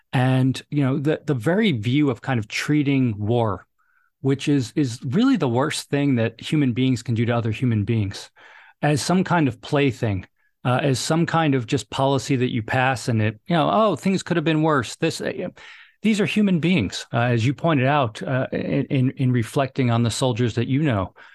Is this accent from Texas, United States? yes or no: no; New York City, New York, United States; moved away as an adult; also born or lived in Hoboken, New Jersey / Fairfax, Virginia; I grew up in New York City, uh, or right outside New York City.